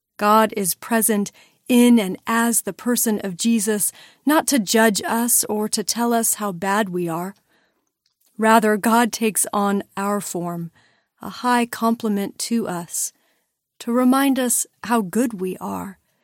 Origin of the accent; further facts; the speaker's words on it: Los Angeles, California, United States; growing up in Los Angeles, a busy, buzzy city